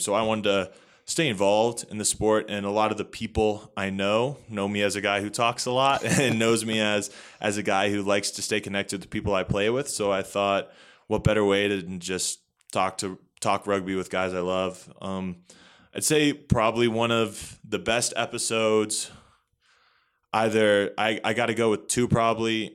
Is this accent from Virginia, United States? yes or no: yes; Northern Virginia, United States; moved away as an adult; now in Colorado, United States; So, I'm from Northern Virginia, uh, pretty close pretty close to the D C area, so about thirty minutes outside of D C.